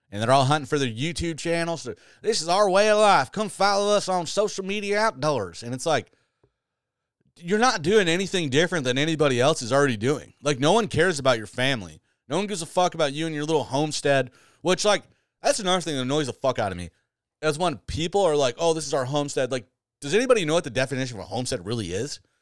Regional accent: Michigan, United States; now in New York, United States; went back to my home state or where I grew up

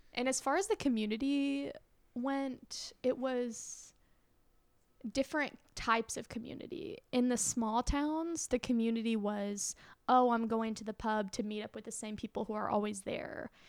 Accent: Soddy-Daisy, Tennessee, United States; I'm from that, like, s, the small city of Saudi Daisy outside of Chattanooga

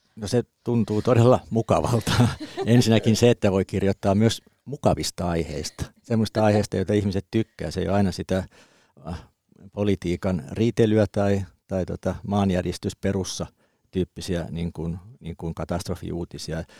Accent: Kuusankoski, Kymenlaakso, Finland; Mä oon Kymenlaaksosta Kuusankoskelta, eli metsä oli siinä takapihalla

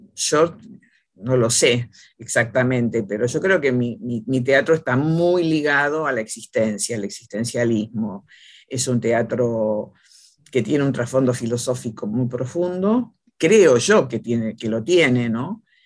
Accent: Caleufú, La Pampa, Argentina; yo nací en un pueblo, Caleufú, Pampa, eh, por lo tanto soy de la época del del circo y del teatro

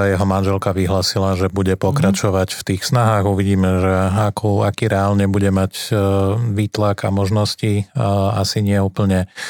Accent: Slovakia; Som Slovák

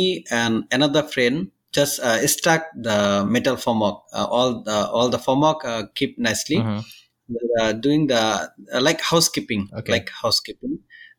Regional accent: Bangladesh; moved away as an adult; now in Singapore; I am 32 years old and I'm from Bangladesh.

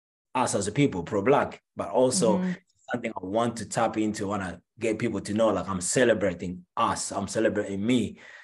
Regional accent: Angola; moved away; also born or lived in Paris, France / New York, United States; I am originally from Angola.

